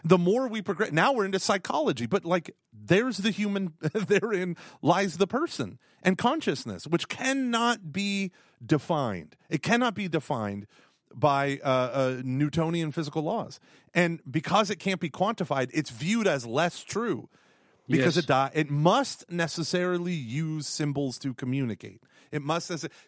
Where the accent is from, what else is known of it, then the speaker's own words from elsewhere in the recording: Ireland; But I'm Irish.